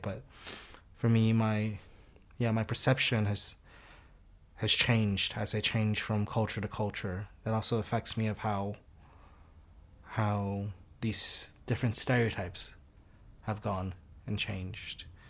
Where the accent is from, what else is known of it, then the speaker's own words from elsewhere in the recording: United States; also born or lived in Singapore; now in United Kingdom; I grew up in the U S.